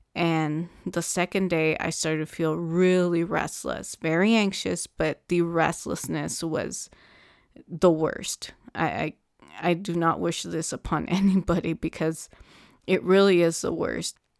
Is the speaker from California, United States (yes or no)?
yes; Southern California, United States; I'm from Southern California